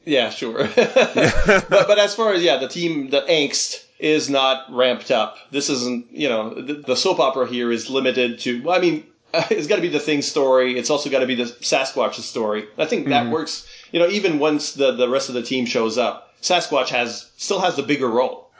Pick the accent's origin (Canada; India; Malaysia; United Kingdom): Canada; the Maritimes; there was never really a character from my region in there. Mm-hmm. Uh, the Maritimes have been uh, ignored